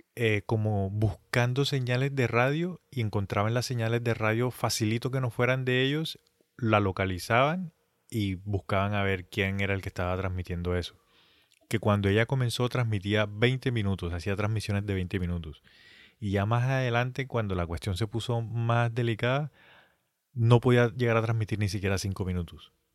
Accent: Colombia; nosotros siendo colombianos, pues digamos que nosotros ya tenemos una base en el colegio, en la universidad

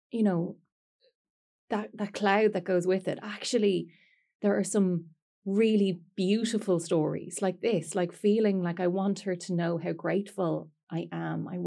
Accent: Bessborough, Munster, Ireland; born there; I was born in Bessborough.

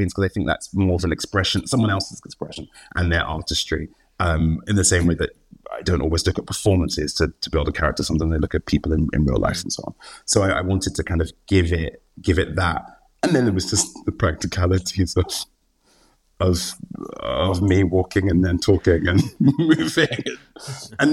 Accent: United Kingdom; we're British and in England

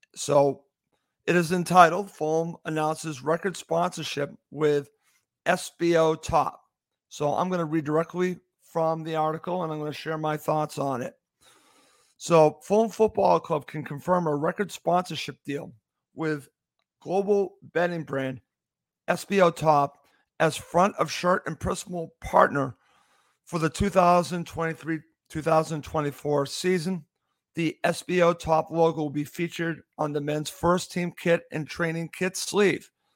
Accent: United States; I'm an American

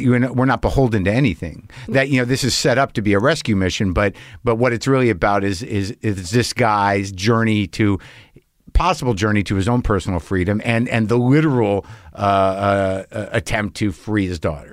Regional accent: New Jersey, United States; I'm born in Jersey

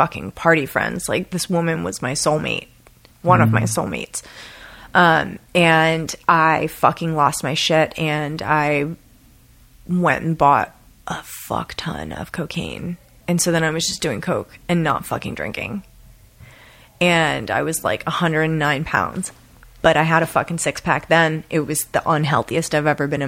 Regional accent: Lancaster County, Pennsylvania, United States; moved away as an adult; also born or lived in Philadelphia, Pennsylvania / Portland, Oregon / Hawaii; now in Los Angeles, United States; I grew up outside of Philadelphia, Pennsylvania. I grew up in Amish country, Pennsylvania, Lancaster County

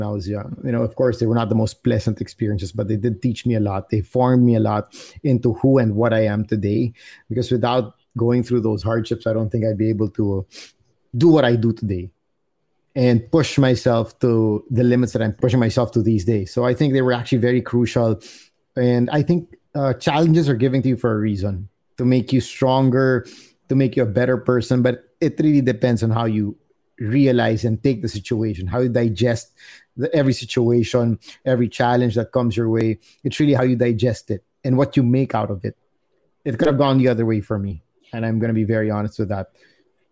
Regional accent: Philippines; being born and raised here and going to school here as well, I started developing, you know, my friendships with mostly Filipino people.

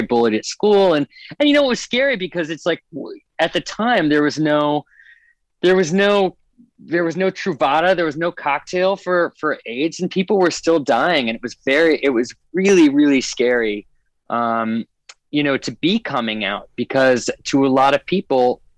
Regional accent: a tiny island in the Northwest, Pacific Northwest, United States; also born or lived in Arizona; I was born in Arizona and then went up to a very tiny island in the Northwest with my parents that had about 3,000 people on it

